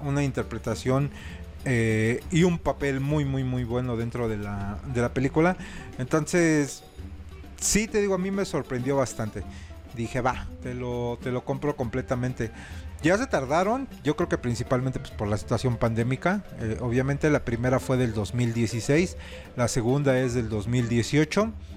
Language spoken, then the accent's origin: Spanish; Mexico